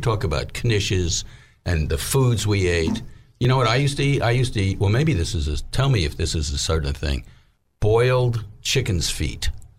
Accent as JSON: {"language": "English", "region": "New York", "country": "United States", "moved": "as an adult", "lives_now": "Little Rock, United States", "said": "So we moved back to New York."}